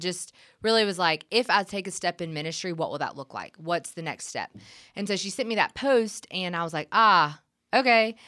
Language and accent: English; Gray, Georgia, United States; moved away as an adult; also born or lived in Milledgeville, Georgia; now in Nashville, United States; I'm from Gray, which is right outside of Macon